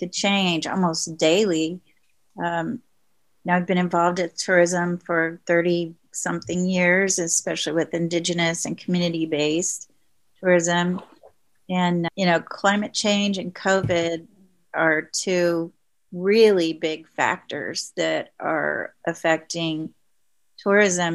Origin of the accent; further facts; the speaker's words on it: Oklahoma, United States; But I grew up in Oklahoma on Route 66 in a small town that was primarily Native American.